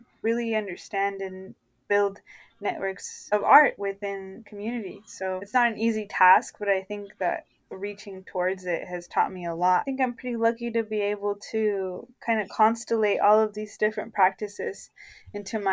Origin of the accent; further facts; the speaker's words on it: Nogales, Arizona, United States; I was born in Nogales, Arizona, which is why I identify as a border-dwelling poet